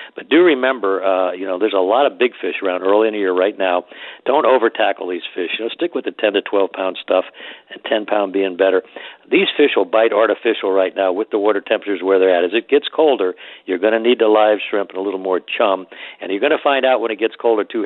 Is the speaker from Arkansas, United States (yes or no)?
no; Miami, Florida, United States; now in Florida Keys, United States; as a kid, um, I grew up in Miami